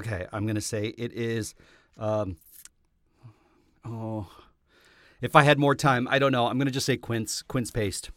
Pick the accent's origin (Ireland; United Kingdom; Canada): Canada; I come from a country where that, that is happening.